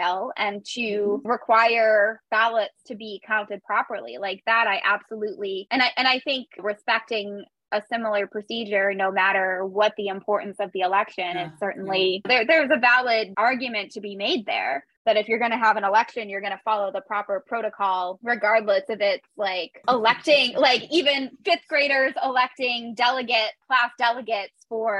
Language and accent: English; United States; moved away; I'm American